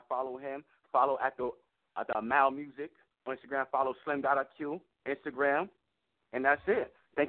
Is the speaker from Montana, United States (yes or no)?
no; New York City, New York, United States; I'm from the South Bronx.